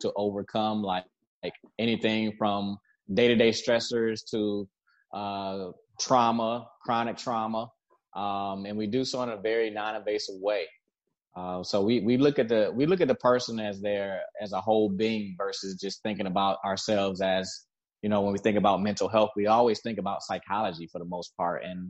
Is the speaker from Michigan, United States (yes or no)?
yes; Detroit, Michigan, United States; also born or lived in Southfield, Michigan / South Florida; I'm originally from Detroit.